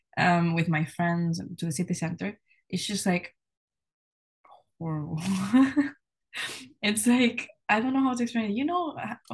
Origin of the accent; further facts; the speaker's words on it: Catalonia, Spain; moved away as an adult; now in Edinburgh, United Kingdom; I'm from Spain originally. I was born and raised there, but I have 0% Spanish blood because my mom is from the Netherlands and my dad is from Taiwan. So I've always lived like in this international culture.